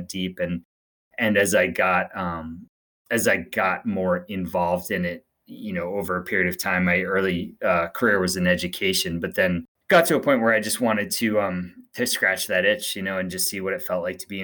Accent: greater Boston, Massachusetts, United States; I grew up outside of Boston, greater Boston, in a suburban town.

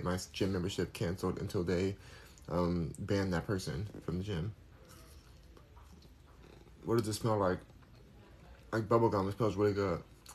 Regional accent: United States; I'm American.

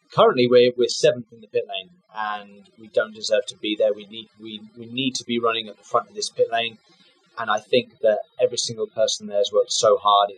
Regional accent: United Kingdom; for Jaguar as a British driver

